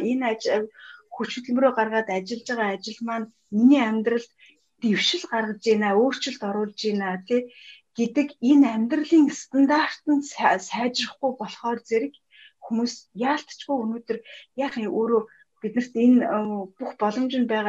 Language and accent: Mongolian; Mongolia; би монгол хүн